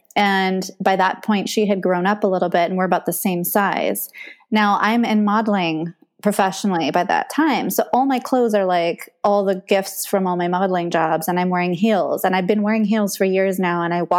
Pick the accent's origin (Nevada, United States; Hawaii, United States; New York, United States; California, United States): Hawaii, United States; Haiku; So, okay, growing up in Haiku, you learn how to hitchhike, you walk barefoot.